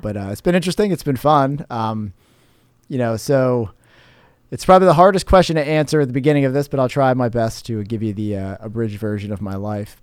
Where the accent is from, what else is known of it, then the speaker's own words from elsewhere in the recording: Cape Coral, Florida, United States; also born or lived in New Jersey / Tampa; now in St. Petersburg, United States; childhood years growing up in Cape Coral, went to Cape Elementary, Cape High